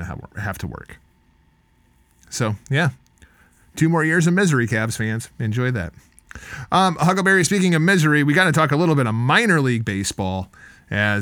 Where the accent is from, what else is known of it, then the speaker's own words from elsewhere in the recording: Clinton, Iowa, United States; the town I grew up in Clinton